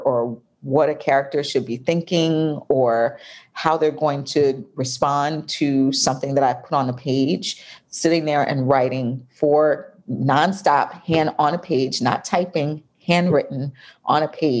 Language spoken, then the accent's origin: English; New York, United States; now in Atlanta, United States; I'm from New York